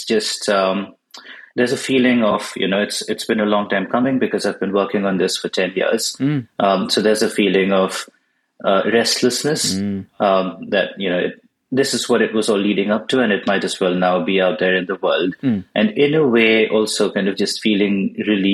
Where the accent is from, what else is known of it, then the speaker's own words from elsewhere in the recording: Bangalore, Karnataka, India; first language Bengali; English is a second language; I grew up in India and I was born in Bangalore, which is in southern India